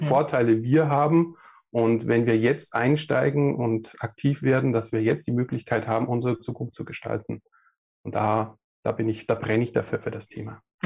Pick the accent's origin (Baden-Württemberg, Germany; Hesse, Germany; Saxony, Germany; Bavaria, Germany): Bavaria, Germany; Passau area; moved away; komme ursprünglich aus dem süddeutschen Raum, Passau da die Richtung